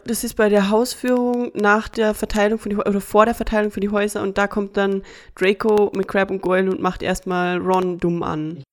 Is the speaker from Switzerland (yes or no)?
no; Austria; bei uns in Österreich